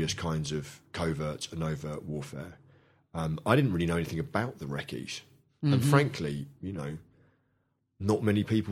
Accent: London, United Kingdom; when I was brought up in London in the 70s

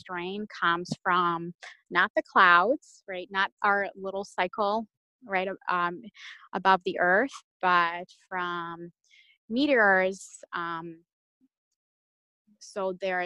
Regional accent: Russia; now in Detroit, United States; I'm Russian by birth. I was born in Russia

